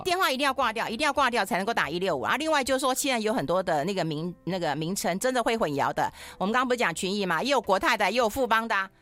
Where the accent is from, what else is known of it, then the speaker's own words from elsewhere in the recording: Taiwan; 我都怀疑是我们台湾人写的。